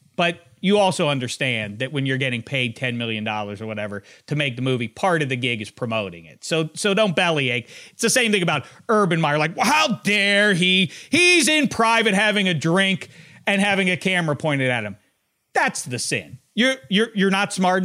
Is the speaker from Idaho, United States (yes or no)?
no; Pittsburgh, Pennsylvania, United States; I'm from Pittsburgh